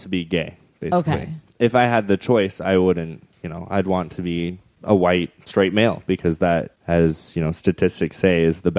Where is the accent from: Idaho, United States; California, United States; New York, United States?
Idaho, United States; Southeastern Idaho.